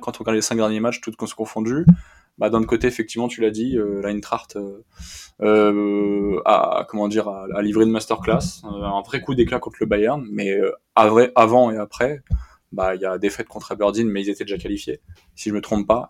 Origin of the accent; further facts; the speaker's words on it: France; en tant que Français